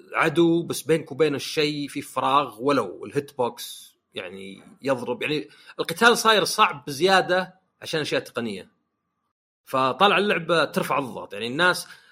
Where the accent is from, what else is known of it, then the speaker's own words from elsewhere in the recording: Saudi Arabia; عندنا في السعوديه